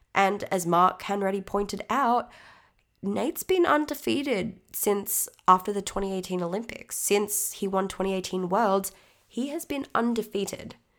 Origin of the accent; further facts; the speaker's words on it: Australia; I'm Australian, so please expect it